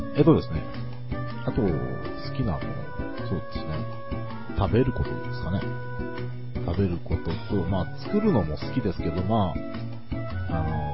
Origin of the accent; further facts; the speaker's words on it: Kanagawa, Japan; 私、神奈川県民でございます。えー、神奈川の湘南ですね。